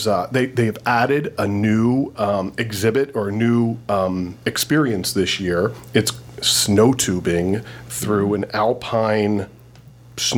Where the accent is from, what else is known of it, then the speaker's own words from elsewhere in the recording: Erie, Pennsylvania, United States; moved away; my hometown, Erie, Pennsylvania.